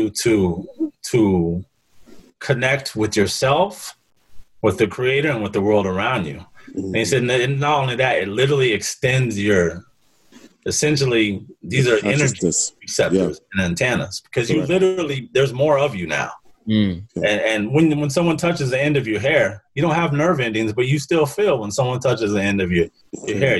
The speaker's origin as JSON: {"language": "English", "town": "Seattle", "region": "Washington", "country": "United States", "tie": "born or raised there", "said": "growing up in Seattle, there's a lot of East Africans"}